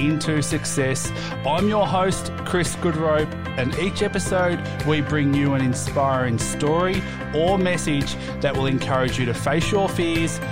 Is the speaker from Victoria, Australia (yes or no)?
yes; Melbourne, Victoria, Australia; now in Sydney, Australia; I'm from Melbourne too